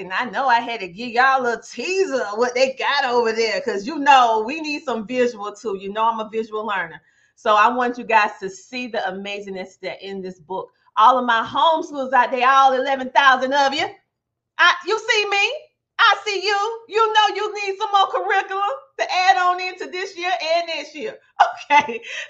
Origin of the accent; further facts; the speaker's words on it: United States; we're African-American, but we're from the United States, so we have a different perspective.